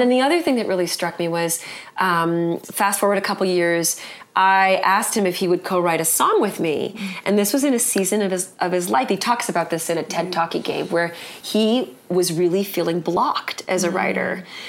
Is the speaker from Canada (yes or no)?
yes; Vancouver, British Columbia, Canada; I grew up in Vancouver